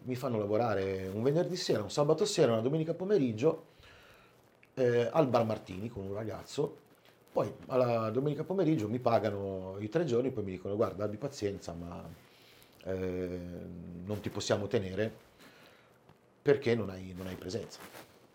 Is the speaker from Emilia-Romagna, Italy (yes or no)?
no; Albenga, Liguria, Italy; now in Piedmont, Italy; sono ligure, trapiantato da un po' di anni in Piemonte